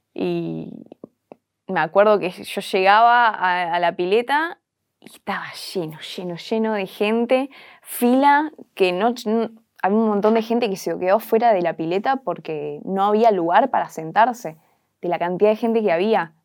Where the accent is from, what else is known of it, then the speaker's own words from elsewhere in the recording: Argentina; el ser argentina, el ser sudaca